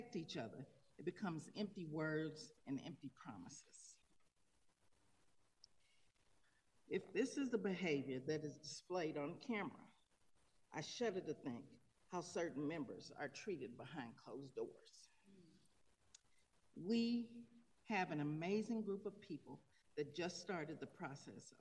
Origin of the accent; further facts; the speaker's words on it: Tulsa, Oklahoma, United States; now in Denver, United States; I'm not originally from here. I'm from Tulsa, Oklahoma